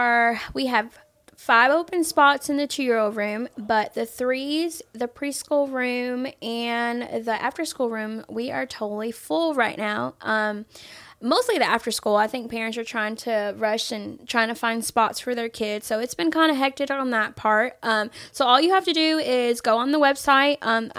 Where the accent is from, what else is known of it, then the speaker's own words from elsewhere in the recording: Honduras; born there; also born or lived in Florida; I haven't had a place to call home. Was originally born in Honduras.